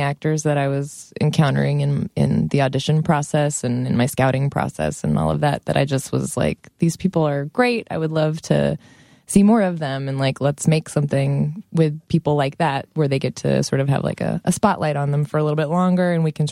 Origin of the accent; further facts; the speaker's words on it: Long Beach, California, United States; now in New York, United States; I'm from Long Beach, California